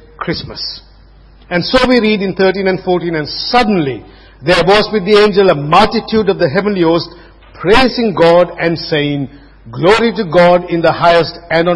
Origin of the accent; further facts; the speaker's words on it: Sri Lanka; moved away; I was growing up in Sri Lanka